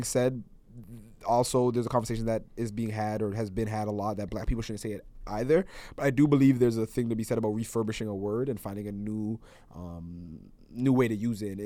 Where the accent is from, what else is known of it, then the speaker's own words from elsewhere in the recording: Toronto, Ontario, Canada; also born or lived in Markham; I went to elementary school in Markham, but like I lived a lot of my life in Scarborough